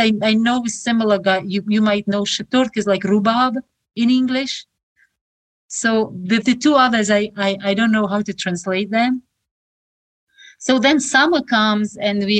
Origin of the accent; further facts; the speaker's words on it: Khorog, Gorno-Badakhshan, Tajikistan; English is a second language; moved away as an adult; now in United States; I was born in Horog, it's a small city in Tajikistan, and I was born in the context of Soviet Union.